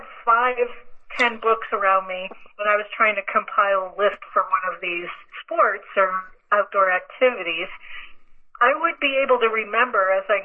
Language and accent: English; Indiana, United States; moved away; I grew up in Indiana, so we had snow